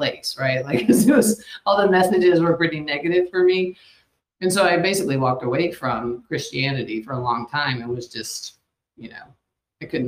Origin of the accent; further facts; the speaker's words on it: outside of Atlanta, Georgia, United States; I'm in outside of Atlanta is where I grew up